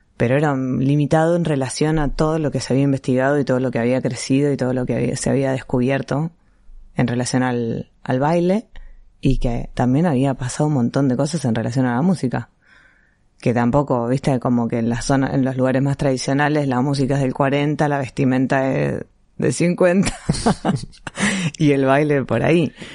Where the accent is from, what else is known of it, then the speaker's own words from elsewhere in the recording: Buenos Aires, Argentina; en un club de barrio, primero, que hay en Villurquiza, que es de donde soy yo